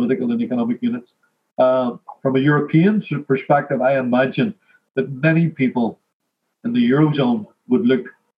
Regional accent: Belfast, Northern Ireland, United Kingdom; I'm from Ardoyne

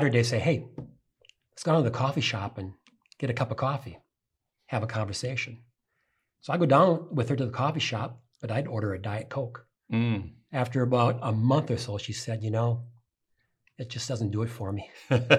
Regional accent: St. Paul, Minnesota, United States; I grew up on the east side of St. Paul, working class neighborhood.

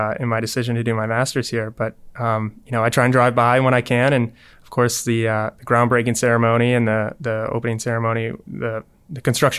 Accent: Mobile, Alabama, United States; also born or lived in Spanish Fort; I'm from Mobile.

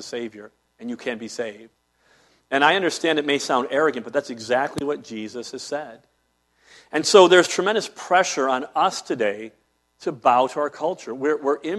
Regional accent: Cleveland, Ohio, United States; When I was a small child, growing up in Cleveland, downtown area

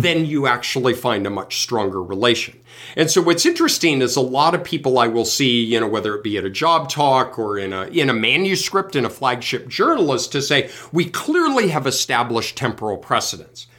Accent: Colorado, United States; I grew up in Colorado

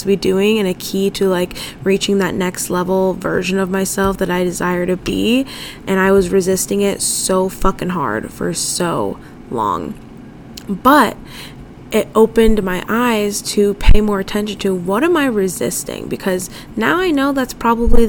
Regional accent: San Diego, California, United States; moved away as an adult; also born or lived in upstate New York / Spain; I was born and raised in San Diego

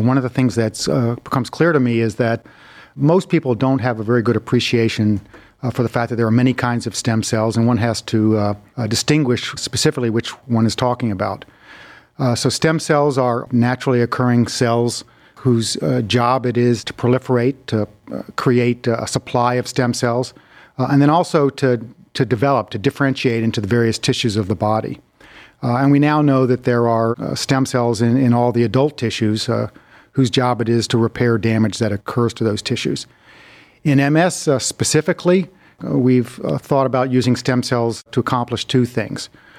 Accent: North Carolina, United States; born there; Well, originally I was born in North Carolina.

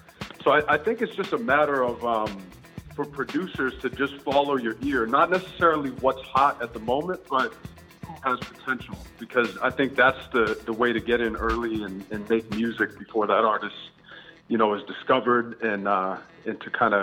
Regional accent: Nashua, New Hampshire, United States; moved away as an adult; also born or lived in New York; now in San Francisco, United States; I grew up in Nashua, New Hampshire, which is it's a small town just north of Boston. It's about 45 minutes north of Boston.

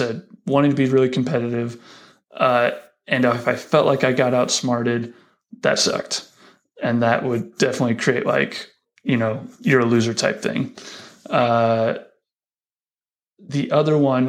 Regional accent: Lincoln, Nebraska, United States; also born or lived in Denver, Colorado; right before my kindergarten year, we moved out to Lincoln. Folks got a job at Union, and then spent my entire schooling years here in Lincoln.

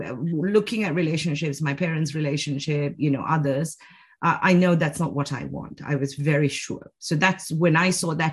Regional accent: Sri Lanka; also born or lived in United Kingdom / China; now in Switzerland; I grew up in Sri Lanka, then I went to the UK, came back to Sri Lanka, 10 years in China, now in Switzerland.

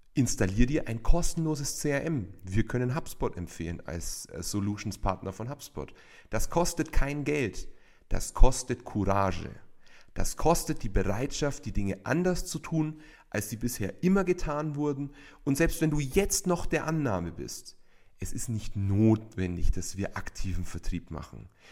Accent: Bavaria, Germany; bei uns in Bayern

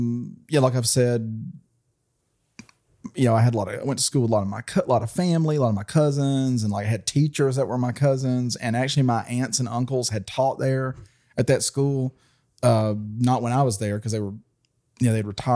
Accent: Cullman, Alabama, United States; now in Huntsville, United States; I'm from Cullman, Alabama, which is south of here

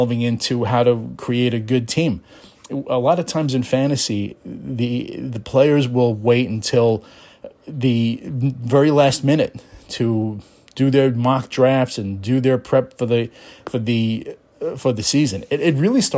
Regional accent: New York City, New York, United States; Being a New Yorker myself, a native New Yorker from the city of New York

